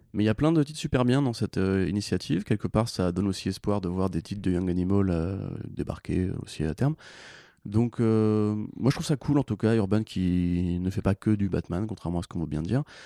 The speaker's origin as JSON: {"language": "French", "country": "France"}